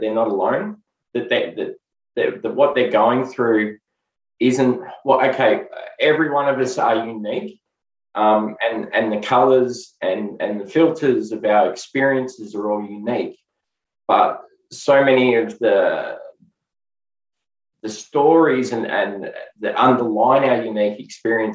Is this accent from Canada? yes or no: no; Melbourne, Victoria, Australia; I was born and raised in Melbourne, Australia.